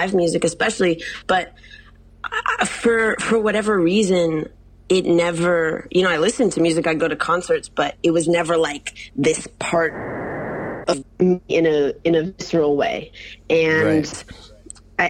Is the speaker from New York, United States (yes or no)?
no; Illinois, United States